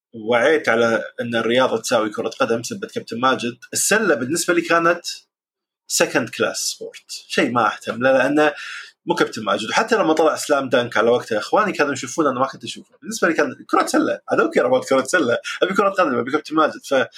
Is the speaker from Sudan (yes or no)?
no; Jahra, Al Jahra Governorate, Kuwait; عندنا بالكويت بالجهره